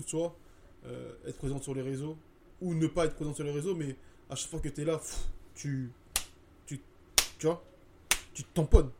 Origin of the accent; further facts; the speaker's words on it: Côte d’Ivoire; Je disais, euh, Ivory Coast.